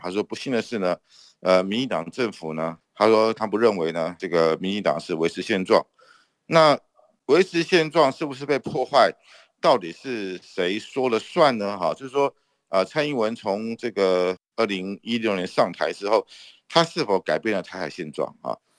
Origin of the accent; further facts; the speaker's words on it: Taiwan; 我们台湾人民